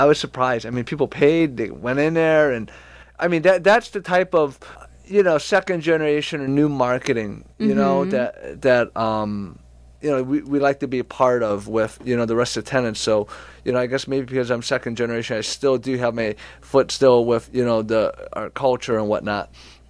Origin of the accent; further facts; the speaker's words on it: France; born there; I was born in France.